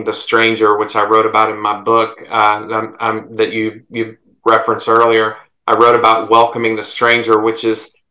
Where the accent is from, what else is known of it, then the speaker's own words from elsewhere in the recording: South Carolina, United States; growing up in South Carolina